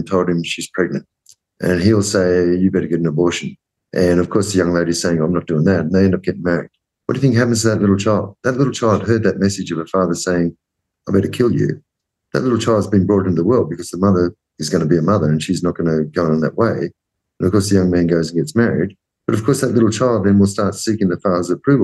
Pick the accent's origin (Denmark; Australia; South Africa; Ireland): Australia; growing up as an Australian